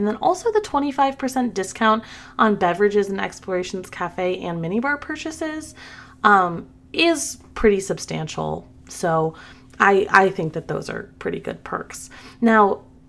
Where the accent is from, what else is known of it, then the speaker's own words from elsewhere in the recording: the South, United States; I'm from the South. We say pen and pen.